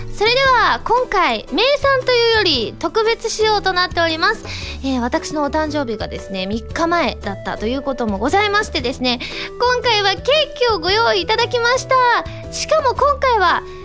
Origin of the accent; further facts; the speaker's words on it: Osaka, Japan; moved away as an adult; now in Tokyo, Japan; 地元の大阪